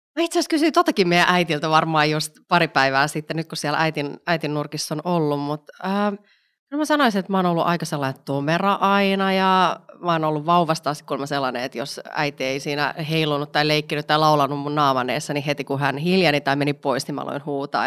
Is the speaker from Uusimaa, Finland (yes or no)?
yes; Vantaa, Uusimaa, Finland; also born or lived in Espoo; Espoossa synnyin, mutta Vantaalla en, al, olen tota, äh, kasvanut